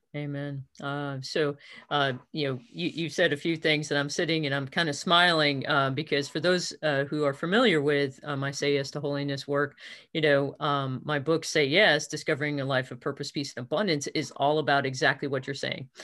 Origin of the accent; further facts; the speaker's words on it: outside New York City, United States; I was born outside New York City